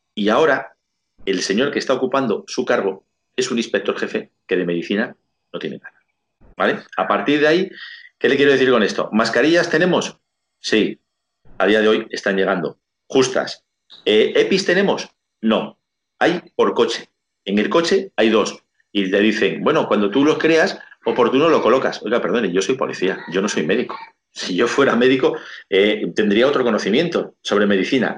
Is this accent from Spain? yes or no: yes; Spain; soy español